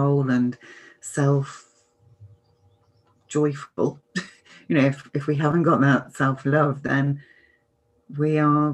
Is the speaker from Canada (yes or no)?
no; United Kingdom; I'm British